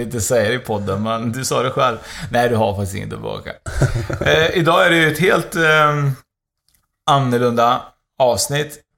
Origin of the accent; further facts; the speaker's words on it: Uruguay; now in Sweden; mitt hemland Uruguay